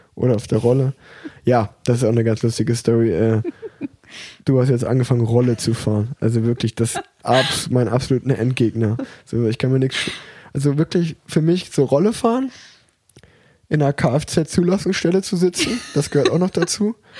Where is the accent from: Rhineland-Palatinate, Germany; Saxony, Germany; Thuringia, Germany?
Thuringia, Germany; Erfurt; ich bin ja auf der Erfurter Sportschule groß geworden